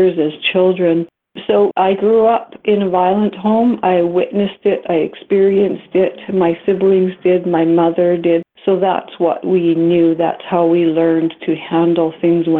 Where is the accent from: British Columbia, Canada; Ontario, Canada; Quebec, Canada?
British Columbia, Canada; Alert Bay; also born or lived in Kingcome Inlet, BC; I grew up in Alert Bay, a small 3-mile island on the coast that had a residential school